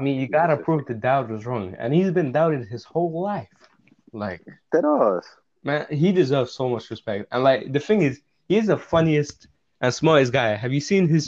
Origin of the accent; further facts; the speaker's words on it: England, United Kingdom; also born or lived in Russia; I grew up in England and I had a worse accent than you did.